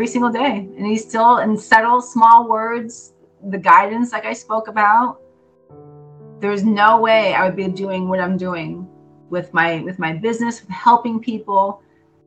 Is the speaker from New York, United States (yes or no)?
no; Berwick, Pennsylvania, United States; From the same hometown that I'm from.